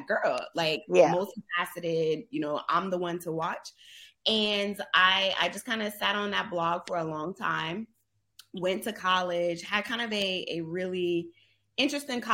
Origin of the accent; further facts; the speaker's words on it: Charleston, South Carolina, United States; moved away as an adult; also born or lived in Indianapolis / Atlanta; I left my hometown